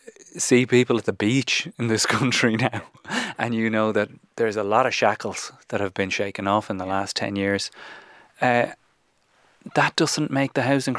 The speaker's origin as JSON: {"language": "English", "country": "Ireland", "also_born_or_lived": "London", "moved": "as an adult", "said": "Like, I'm the Irishman."}